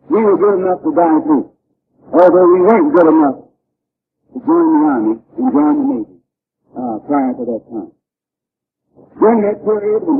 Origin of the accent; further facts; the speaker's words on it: Michigan, United States; I grew up in Michigan, which is the north.